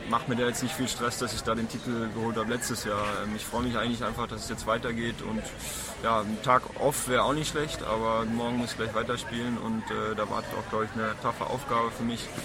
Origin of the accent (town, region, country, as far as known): Germany